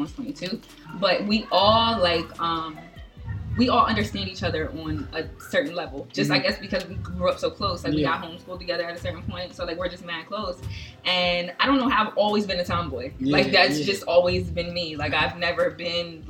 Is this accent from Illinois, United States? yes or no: no; New Jersey, United States; I am from South Jersey.